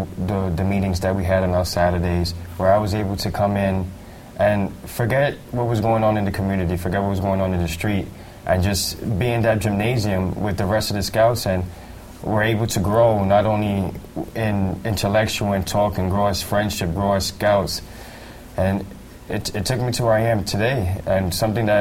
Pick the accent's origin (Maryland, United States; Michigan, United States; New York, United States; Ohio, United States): New York, United States; New York City; I'm from Tremont in the Grand Concourse.